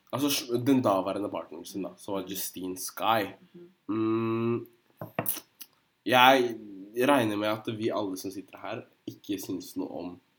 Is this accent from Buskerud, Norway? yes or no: yes; Drammen, Buskerud, Norway; Jeg er fra Drammen